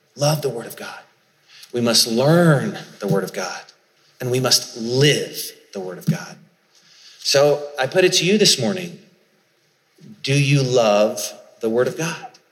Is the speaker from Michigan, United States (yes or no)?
no; Charleston, South Carolina, United States; I grew up in Charleston, South Carolina